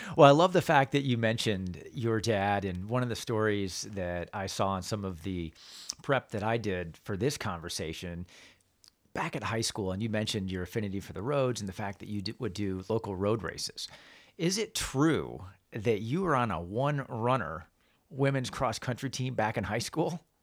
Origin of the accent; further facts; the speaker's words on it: Northern Indiana, United States; I grew up in Northern Indiana